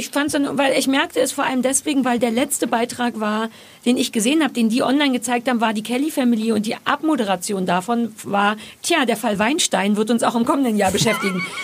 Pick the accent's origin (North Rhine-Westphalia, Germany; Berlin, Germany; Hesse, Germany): Berlin, Germany; weil als Berliner und als Ossi sage ich Käse.